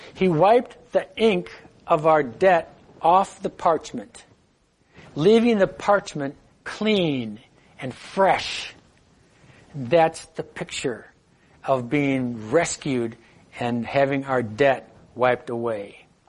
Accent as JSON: {"language": "English", "country": "United States", "said": "as an American"}